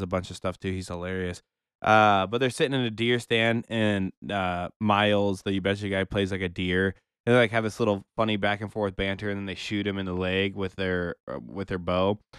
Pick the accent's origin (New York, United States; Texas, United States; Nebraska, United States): Nebraska, United States; Omaha; I know my hometown, Omaha, very well